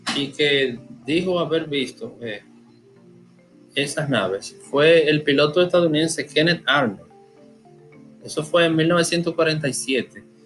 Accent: Dominican Republic; yo soy dominicano

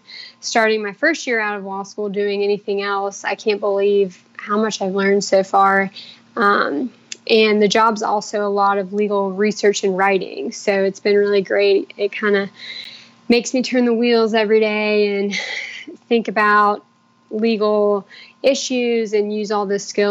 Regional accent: Charleston, South Carolina, United States; I grew up in Charleston, and I went to Clemson for undergrad.

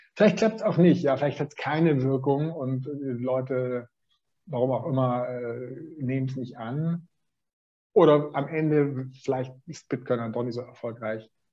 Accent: Swabia, Germany; ich bin Schwabe

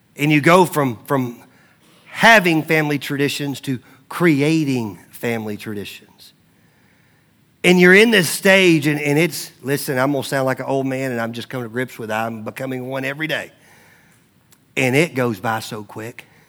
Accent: Mount Juliet, Tennessee, United States; moved away; I grew up in Mount Juliet, Tennessee.

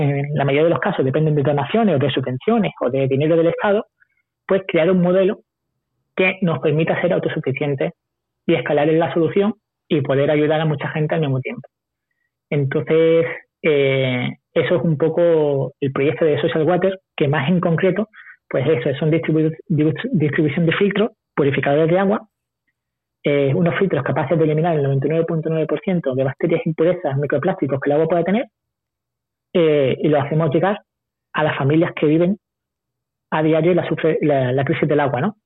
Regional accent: Spain; cuando salí de España, mi primer viaje con 20 años

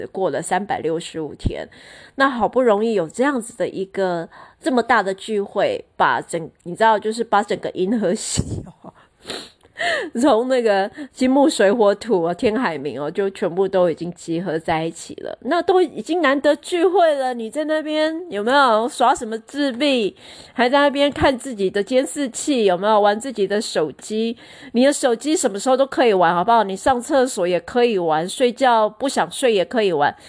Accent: Taiwan; 诶，我们台湾人是世界上就是说呃最厉害聊吃最厉害的民族。

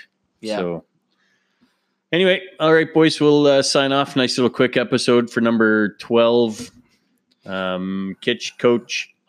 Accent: New Brunswick, Canada; I'm from New Brunswick. We're all French.

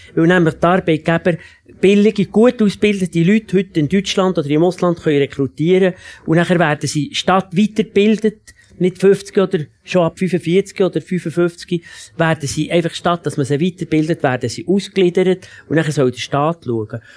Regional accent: Switzerland; bei uns in der Schweiz

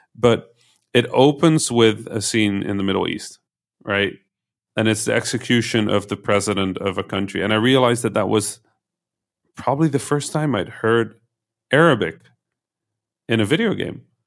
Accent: Netherlands; was born in a, um, in one of those towns in the Netherlands that has never figured out whether they're a town of a city.

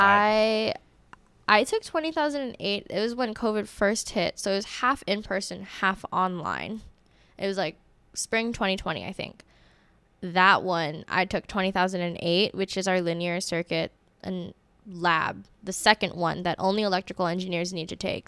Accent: Honolulu, Hawaii, United States; my hometown is Honolulu, Hawaii.

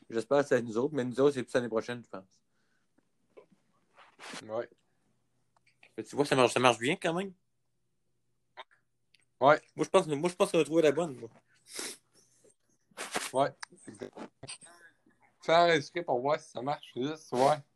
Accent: France; Moi, je suis en, moi, je suis français, là.

